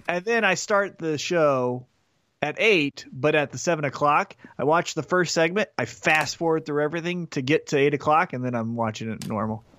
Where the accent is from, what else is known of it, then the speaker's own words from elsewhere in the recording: Independence, Missouri, United States; I'm from Independence, Missouri